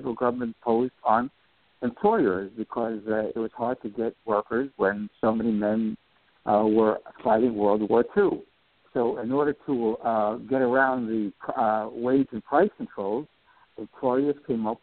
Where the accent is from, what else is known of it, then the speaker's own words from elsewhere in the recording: New York City, New York, United States; as a kid growing up in New York City in the 1950s